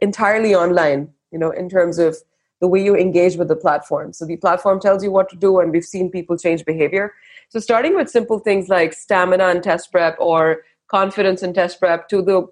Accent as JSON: {"language": "English", "country": "India", "tie": "born or raised there", "moved": "as an adult", "lives_now": "Bangalore, India", "said": "I grew up in India and I lived and worked abroad across four continents"}